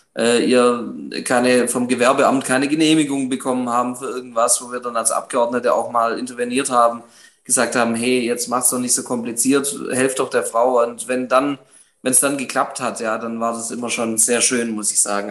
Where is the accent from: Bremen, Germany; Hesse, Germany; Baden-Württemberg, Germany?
Baden-Württemberg, Germany; Göppingen; also born or lived in Titisee-Neustadt; Ich möchte OB werden von meiner Heimatstadt, nicht irgendwo, ähm, sondern wirklich von Göppingen